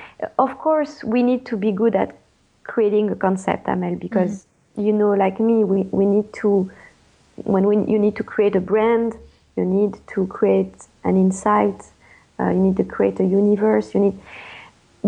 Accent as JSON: {"language": "English", "country": "France", "accent": "French", "second_language": "English", "moved": "as an adult", "lives_now": "California, United States", "said": "I won't lose my French accent"}